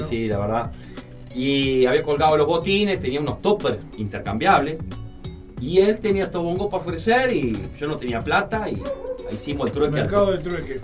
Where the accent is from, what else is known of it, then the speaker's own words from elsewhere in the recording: Barros Blancos, Canelones, Uruguay; yo crecí en Canelones, en Barros Blanco